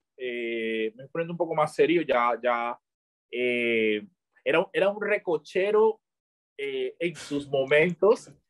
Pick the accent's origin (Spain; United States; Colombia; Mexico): Colombia; Chocó; moved away; also born or lived in Medellín; yo soy del Chocó y yo apenas conozco el Chocó